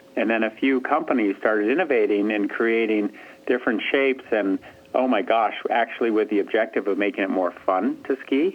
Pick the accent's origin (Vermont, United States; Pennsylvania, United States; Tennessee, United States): Vermont, United States; Stowe; I'm from there. I'm from Stowe, Vermont